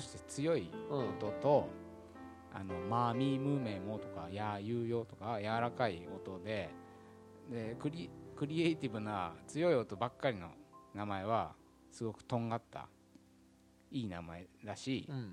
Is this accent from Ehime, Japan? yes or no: no; Tokyo, Japan; 俺北千住出身